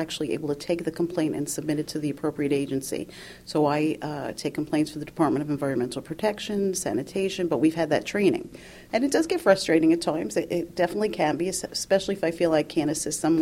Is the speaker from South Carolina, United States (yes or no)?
no; New York City, New York, United States; I've lived in Brooklyn all my life. The last year I've moved to Queens